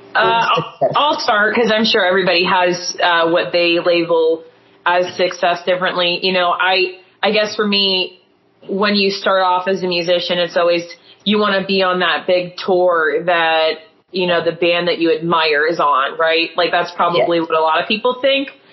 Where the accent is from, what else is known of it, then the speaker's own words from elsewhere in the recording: Erie, Pennsylvania, United States; We're from Erie, Pennsylvania